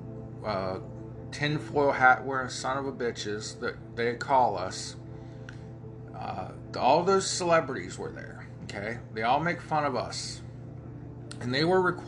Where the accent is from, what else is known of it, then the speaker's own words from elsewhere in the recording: Ohio, United States; accent: Ohio hillbilly; I have my Ohio hillbilly accent